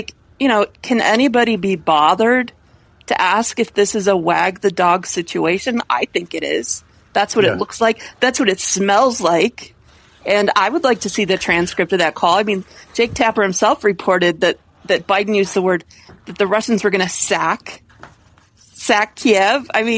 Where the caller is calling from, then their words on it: Colorado, United States; I'm calling from Colorado, too.